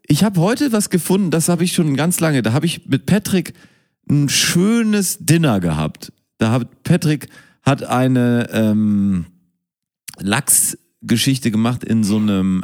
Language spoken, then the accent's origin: German; Münster, North Rhine-Westphalia, Germany; Ich bin ja in Münster geboren